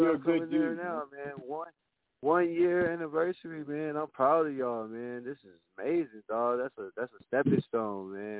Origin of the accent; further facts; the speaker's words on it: Milwaukee, Wisconsin, United States; moved away; I'm from Wisconsin originally, born and raised in Milwaukee, Wisconsin, bro.